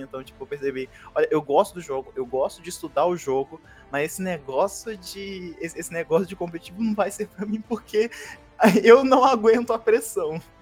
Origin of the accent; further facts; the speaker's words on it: São Gonçalo, Rio de Janeiro, Brazil; eu sou de São Gonçalo, do Rio de Janeiro